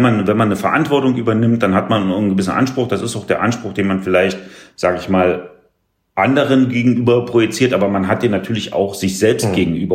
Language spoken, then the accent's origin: German; small village near Hoyerswerda, northern Saxony, Germany; moved away as an adult; also born or lived in Cottbus; now in Wildau, Germany; ich komme ja aus Nordsachsen sozusagen, ein mhm. sehr, sehr kleines Dörfchen äh, in der Nähe von Hoyerswerda